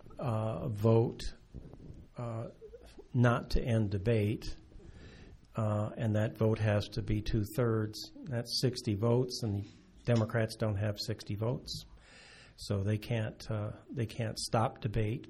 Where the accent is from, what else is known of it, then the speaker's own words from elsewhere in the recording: United States; now in Canada; being an American immigrant to this country